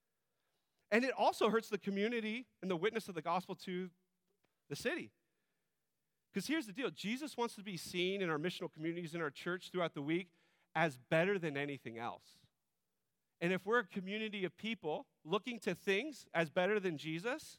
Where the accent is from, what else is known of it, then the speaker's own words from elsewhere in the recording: United States; we as American individualists